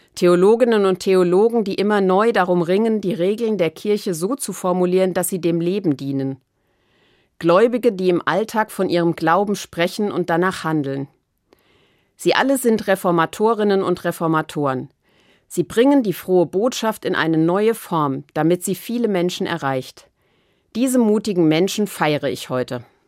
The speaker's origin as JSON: {"language": "German", "country": "Germany", "said": "bei uns in Deutschland"}